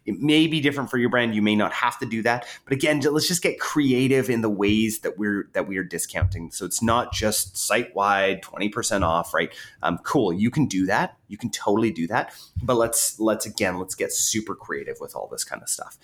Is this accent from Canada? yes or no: yes; Canada; I'm Canadian